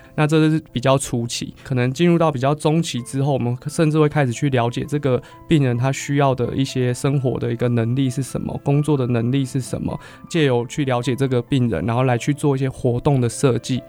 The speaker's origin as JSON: {"language": "Chinese", "region": "Hsinchu", "country": "Taiwan", "said": "我是新竹人，住北，然后外婆家在北浦、峨眉那边，然后所以我们都会经过竹东跟市广交响园"}